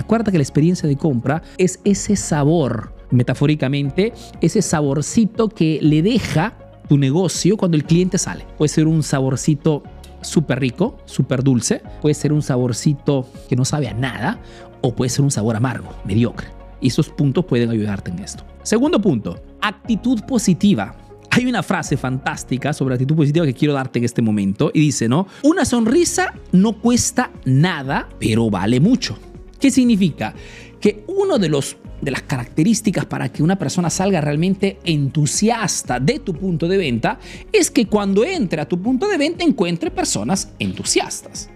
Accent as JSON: {"language": "Spanish", "country": "Peru", "moved": "yes", "lives_now": "Italy"}